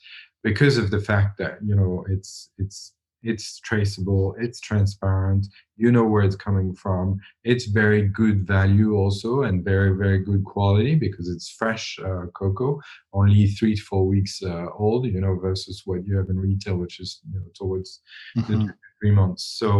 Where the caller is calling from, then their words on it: Switzerland; I'm calling from Switzerland